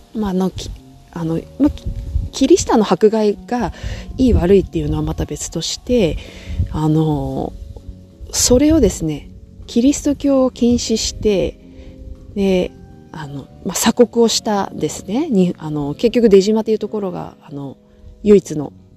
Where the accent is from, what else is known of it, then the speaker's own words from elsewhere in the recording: Nagasaki, Japan; also born or lived in Sapporo, Japan / Sweden; 私ちょっと長崎出身なので